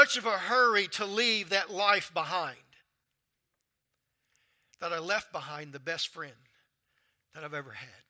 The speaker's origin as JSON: {"language": "English", "region": "Louisiana", "country": "United States", "also_born_or_lived": "Baker, Louisiana / North Carolina", "moved": "as an adult", "said": "I'm from Louisiana"}